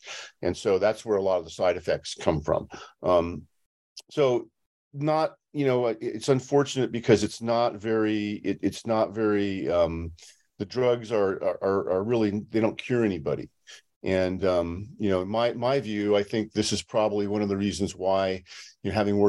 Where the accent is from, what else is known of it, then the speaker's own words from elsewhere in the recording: San Francisco, California, United States; now in Los Angeles, United States; I'm from the San Francisco area. You know, that's where I grew up. But now I live near Los Angeles